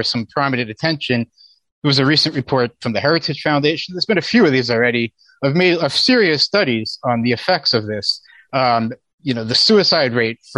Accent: Pennsylvania, United States; my home state of Pennsylvania.

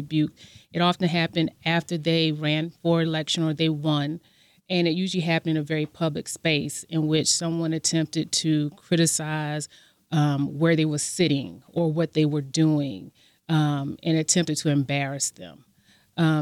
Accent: Savannah, Georgia, United States; as a young person growing up in Savannah, Georgia

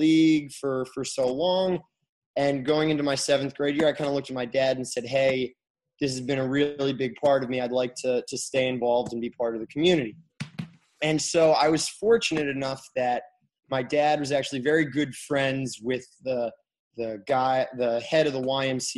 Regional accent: Kalamazoo, Michigan, United States; moved away; I'm from Kalamazoo, Michigan, and my parents still live there.

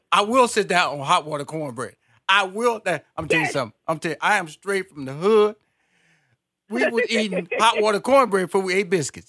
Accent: Houston, Texas, United States; I grew up in Fifth Ward, Texas, and we had a fig tree in the backyard.

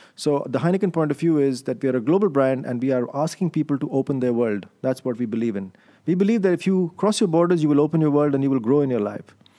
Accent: Delhi, India; moved away as an adult; also born or lived in London; now in Amsterdam, Netherlands; my upbringing is in India. I'm in, I'm, I'm born Indian. I was born in Delhi to Indian parents. And then I did my M B A there

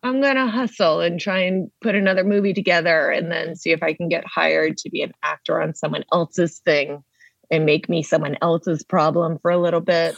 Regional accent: Maine, United States; moved away as an adult; now in Los Angeles, United States; we grew up in New England

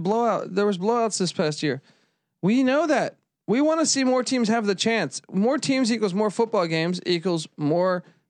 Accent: East Coast, United States; As a kid growing up in the East Coast, I know 100%.

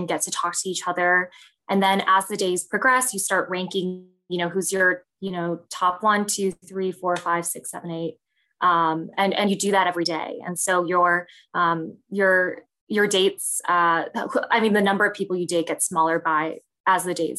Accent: Vernon Hills, Illinois, United States; also born or lived in Chicago, Illinois; So I was born in Chicago in Ravenswood. And then I grew up in the Chicago suburbs. So I grew up in Vernon Hills, which is about 45 minutes up north from the city.

